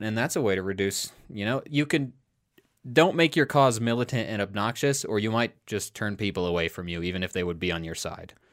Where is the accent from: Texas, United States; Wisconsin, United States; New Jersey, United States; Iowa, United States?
Iowa, United States; We grew up in Iowa